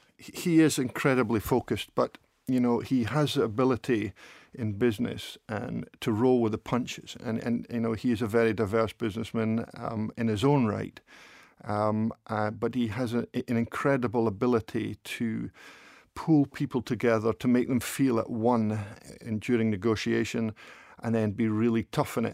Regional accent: Dundee, Scotland, United Kingdom; also born or lived in Epping, England; they wanted to move at, when I was at the ripe old age of two, to come to O'Mackie in Dundee. So when I was two, that's when we moved up

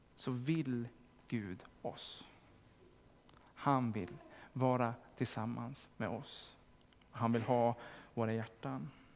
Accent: Sandviken, Gävleborg County, Sweden; i Sandviken där jag kommer ifrån

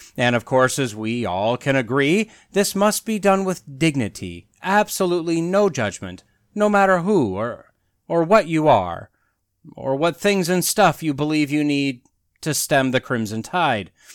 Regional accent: Wisconsin, United States; moved away as an adult; I claim Wisconsin is my home state, not by birth, but that's where I lived nearly my entire life until I graduated college

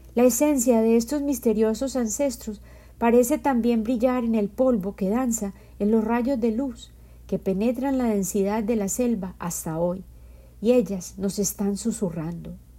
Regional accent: Medellín, Antioquia, Colombia; Yo soy colombiana y en mi cultura

